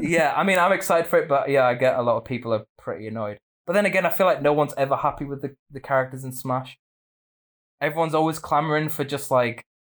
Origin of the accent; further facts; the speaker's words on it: Australia; now in United Kingdom; although I'm from Australia.